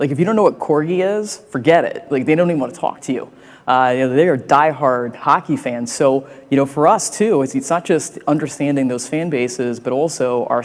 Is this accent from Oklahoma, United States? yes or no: no; Cleveland, Ohio, United States; now in New York, United States; I grew up in Cleveland, and we went to one Indians game and one Cavs game a year.